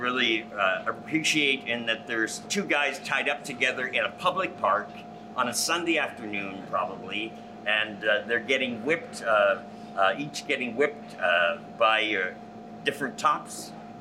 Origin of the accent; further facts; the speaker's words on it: Canada; moved away as an adult; also born or lived in New York; now in Los Angeles, United States; I was 26, I grew up in Canada